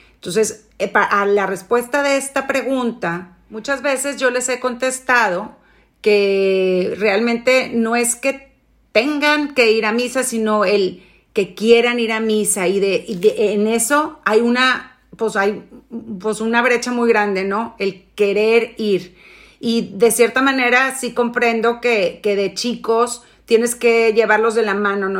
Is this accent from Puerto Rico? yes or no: no; Mexico